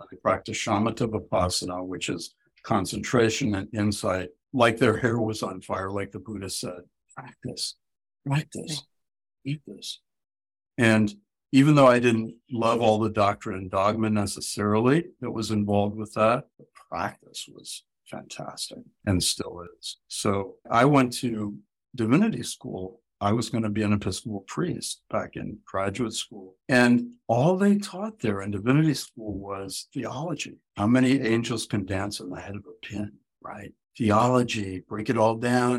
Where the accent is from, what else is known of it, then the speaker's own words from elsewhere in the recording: Ohio, United States; moved away as an adult; now in New England, United States; growing up in Ohio, or even I went to college out here in New England